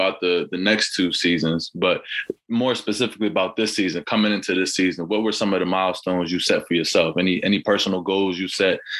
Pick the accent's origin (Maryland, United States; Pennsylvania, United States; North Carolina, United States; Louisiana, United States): Pennsylvania, United States; Harrisburg; I grew up an athlete in Harrisburg as well.